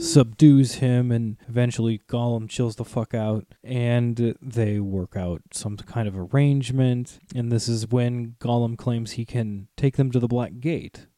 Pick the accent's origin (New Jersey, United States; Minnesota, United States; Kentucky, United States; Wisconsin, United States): Minnesota, United States; Saint Paul; we're from Saint Paul, but around here it's the Twin Cities